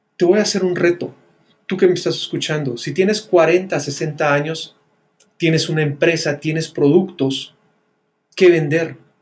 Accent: Guatemala; las personas que estábamos viviendo dentro de Guatemala

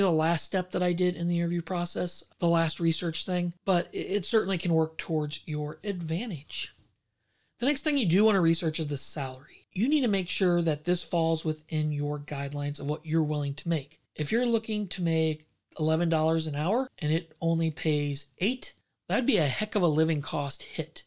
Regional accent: St. Louis, Missouri, United States; I grew up in Saint Louis

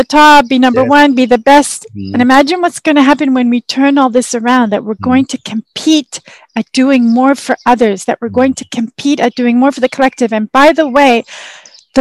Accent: Canada; also born or lived in Israel; I'm from Canada, I'm Canadian

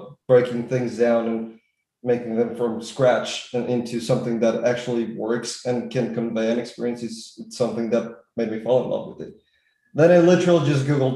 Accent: Colombia; I'm from Colombia

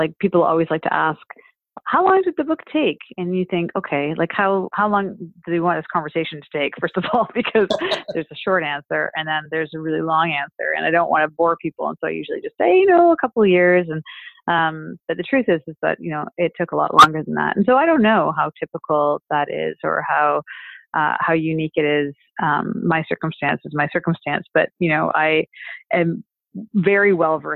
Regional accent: Canada; As a Canadian

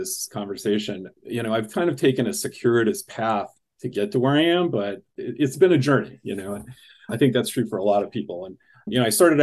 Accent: Alton, Illinois, United States; moved away as an adult; I grew up in a small town in Illinois on the Mississippi River, just across from, very close to St. Louis, a town called Alton

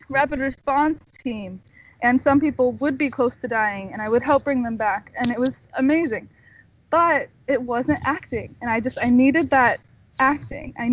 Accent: California, United States; also born or lived in Washington / Texas / Florida / New York; No, I'm from California. I was born here, and then actually I moved. I lived in Washington State. I lived in Texas. I lived in Florida, and I lived in New York. But I came back because I love California.

